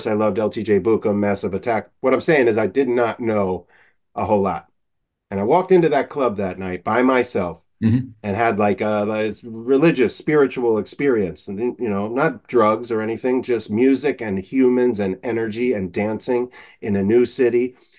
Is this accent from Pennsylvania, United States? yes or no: yes; Philadelphia, Pennsylvania, United States; I'm from Philadelphia